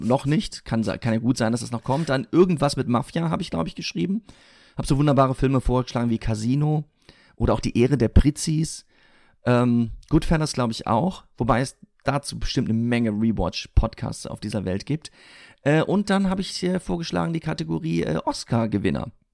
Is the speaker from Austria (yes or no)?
no; Siegen, North Rhine-Westphalia, Germany; moved away; in meiner Heimatstadt in Siegen